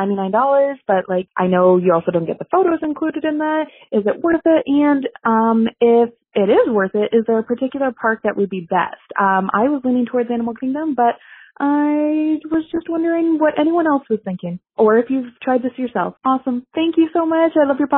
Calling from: Toronto, Ontario, Canada; I'm calling from Toronto, Canada.

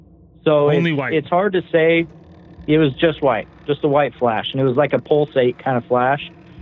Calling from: Clearfield, Utah, United States; I'm calling from Clearfield, Utah.

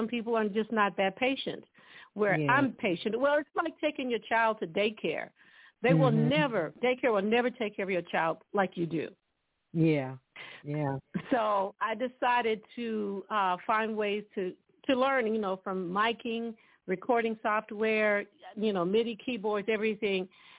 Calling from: Dallas, Texas, United States; From Dallas, Texas.

